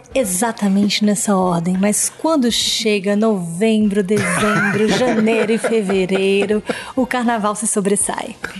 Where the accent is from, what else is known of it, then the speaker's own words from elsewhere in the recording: Bahia, Brazil; moved away; eu sou baiana Hum. Então eu convivi com o carnaval de rua desde pequena